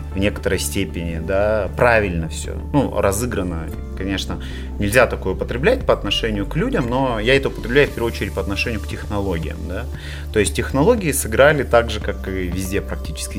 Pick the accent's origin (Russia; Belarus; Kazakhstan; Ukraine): Kazakhstan; мы страна лоскутное одеяло